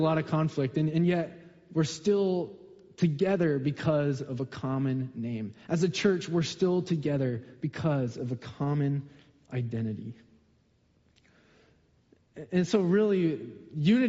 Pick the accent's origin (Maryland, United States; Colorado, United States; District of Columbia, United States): Colorado, United States; also born or lived in Southern California; now in Seattle area, United States; I grew up in Colorado